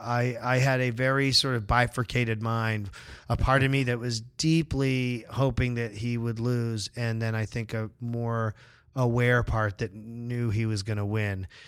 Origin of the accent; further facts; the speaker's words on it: Massachusetts, United States; I grew up in Massachusetts in the you know late 70s early 80s